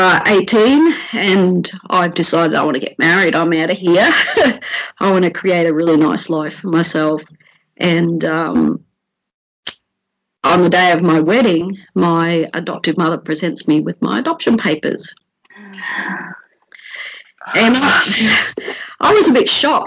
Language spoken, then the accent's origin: English; Brisbane, Queensland, Australia; also born or lived in Park Ridge; We grew up in Inala, but we had travelled to Park Ridge to work in charcoal pits